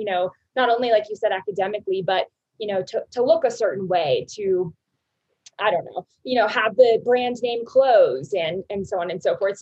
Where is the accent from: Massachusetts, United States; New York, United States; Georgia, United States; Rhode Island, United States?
Georgia, United States; Alpharetta; moved away as an adult; now in Denver, United States; I grew up in Alpharetta, Georgia. I lived there for 23 years